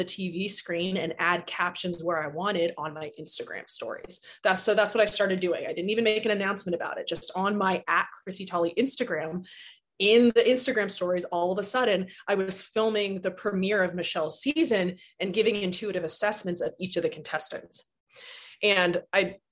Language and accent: English; Tucson, Arizona, United States; moved away as an adult; also born or lived in New Orleans; So I'm from Tucson. I live here now.